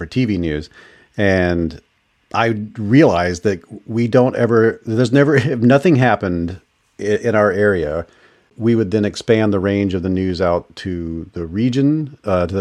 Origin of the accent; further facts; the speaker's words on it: Hattiesburg, Mississippi, United States; My hometown, Hattiesburg, Mississippi